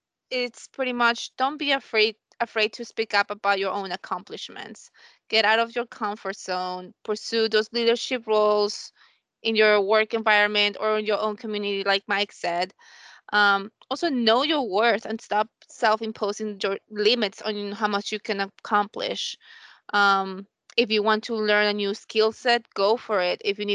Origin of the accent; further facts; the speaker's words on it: Colombia; I'm from Colombia